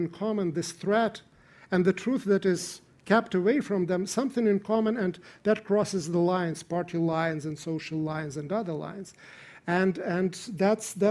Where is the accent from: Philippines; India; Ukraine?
Ukraine; I come from Ukraine myself